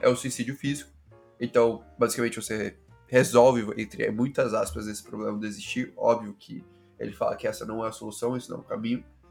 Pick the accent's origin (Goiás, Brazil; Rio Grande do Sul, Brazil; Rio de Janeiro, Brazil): Goiás, Brazil; Goiânia; moved away as an adult; also born or lived in São Paulo; Eu sou de Goiânia, né? Nascido, nascido e criado em Goiânia